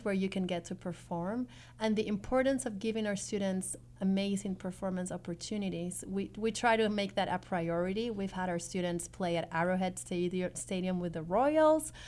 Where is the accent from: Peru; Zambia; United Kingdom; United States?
Peru; moved away; I come from Peru, which is a developing country